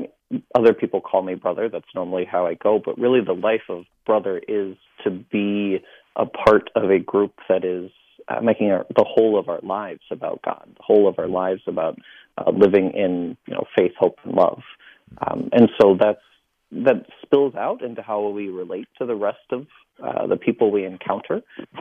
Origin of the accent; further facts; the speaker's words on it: Fort Wayne, Indiana, United States; Fort Wayne, Indiana.